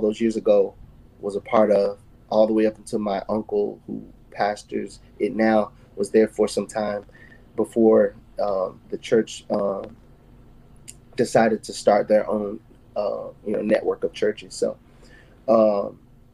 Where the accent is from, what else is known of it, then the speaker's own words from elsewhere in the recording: St. Louis, Missouri, United States; moved away as an adult; now in Nashville, United States; I grew up in St. Louis